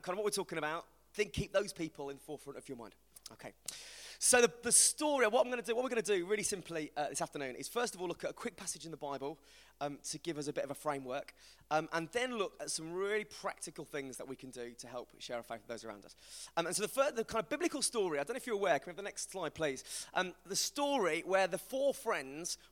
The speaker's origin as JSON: {"language": "English", "region": "West Midlands", "country": "United Kingdom", "accent": "West Midlands", "said": "my mate called Dave is from the West Midlands, like me"}